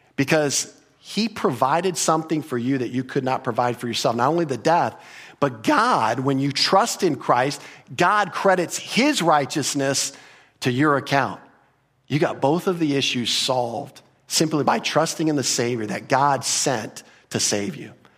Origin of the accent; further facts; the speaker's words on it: United States; we grew up in America